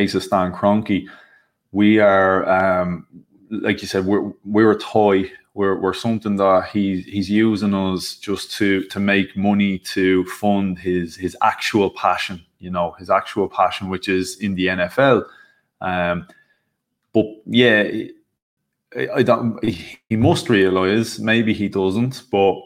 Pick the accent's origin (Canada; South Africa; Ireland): Ireland; born and bred in Ireland, still here in Ireland